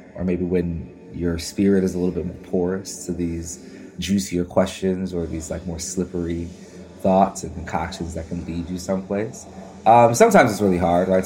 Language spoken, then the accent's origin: English; Midwest, United States; I'm from the Midwest and we're actually the middle of the country